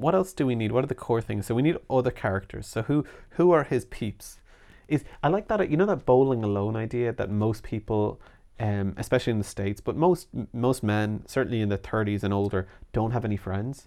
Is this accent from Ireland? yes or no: yes; Ireland; as we say in Ireland